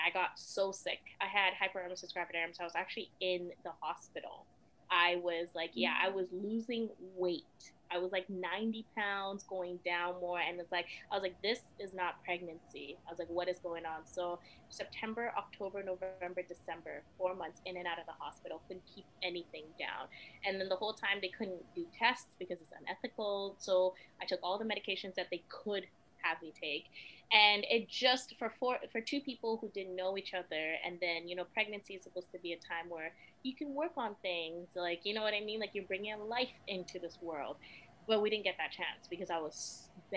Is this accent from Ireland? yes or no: no; Sierra Leone; now in Canada; I was born in Sierra Leone, fled during the war, like all that, you know, sad stuff and whatnot, and then came to Canada as a refugee